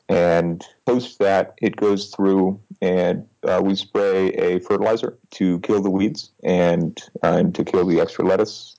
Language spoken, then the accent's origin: English; Nebraska, United States; so I originally I grew up in Nebraska